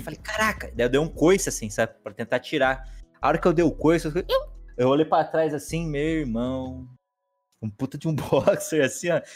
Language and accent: Portuguese; Aguaí, São Paulo, Brazil; accent: meio paulistano e meio mineiro; Minha infância foi aqui em Aguaí, no interior de São Paulo